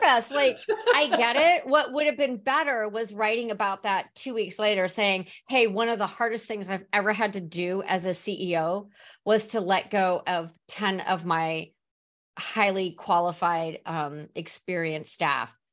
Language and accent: English; San Diego, California, United States; also born or lived in Mission Valley, San Diego / Serra Mesa, San Diego; now in Phoenix, United States; I'm originally from San Diego